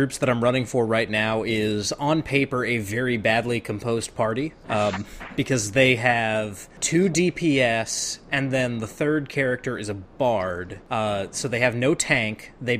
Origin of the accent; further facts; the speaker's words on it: Richmond, Virginia, United States; I was born in Richmond